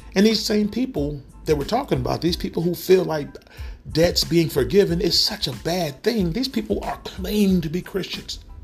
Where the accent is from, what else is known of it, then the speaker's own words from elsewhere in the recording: Tulsa, Oklahoma, United States; growing up in Tulsa, Oklahoma in the, the 90s, um, especially in North Tulsa